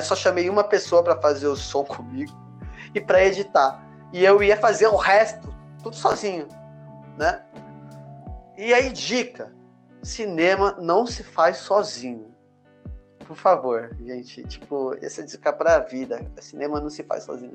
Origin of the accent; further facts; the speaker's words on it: Santos, São Paulo, Brazil; Eu sou de Santos